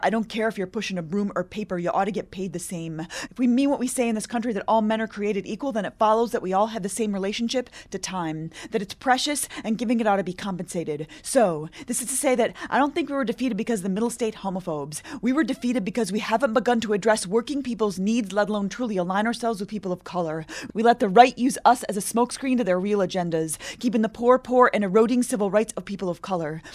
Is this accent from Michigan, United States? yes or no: yes; Michigan, United States; My background is that I grew up in Michigan, so I am a Midwesterner.